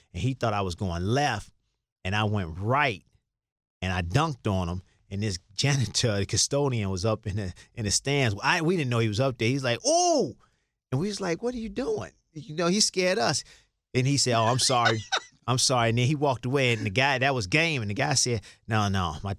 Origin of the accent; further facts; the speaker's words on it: Chicago, Illinois, United States; growing up in Chicago